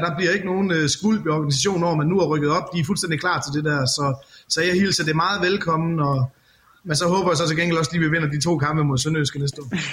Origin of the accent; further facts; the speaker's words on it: Skjern, Central Denmark Region, Denmark; Jeg er jo selv fra Skjern